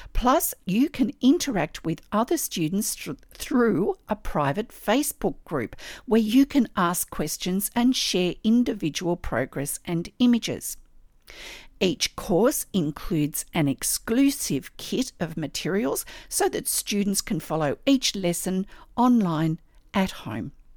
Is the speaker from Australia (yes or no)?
yes; Australia